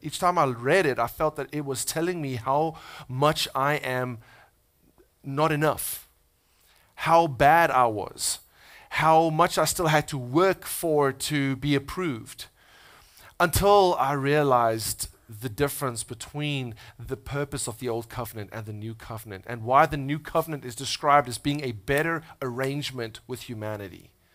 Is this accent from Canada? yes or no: no; South Africa; moved away as an adult; now in United States; I'm from South Africa. Uh, I've been living in the States for almost three years.